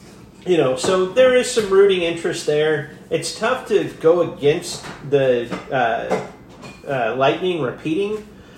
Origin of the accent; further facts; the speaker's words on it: Chicago, Illinois, United States; now in St. Louis, United States; I was born in the Chicago area